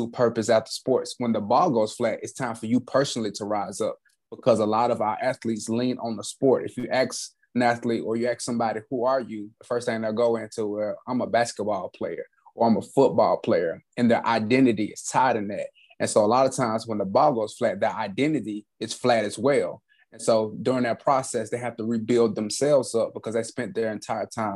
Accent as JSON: {"language": "English", "region": "Alabama", "country": "United States", "tie": "born or raised there", "said": "I grew up in Alabama, inside of the United States"}